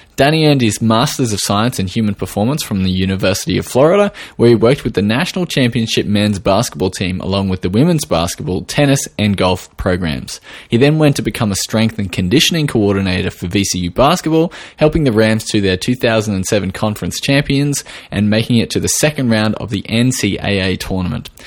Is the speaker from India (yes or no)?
no; Australia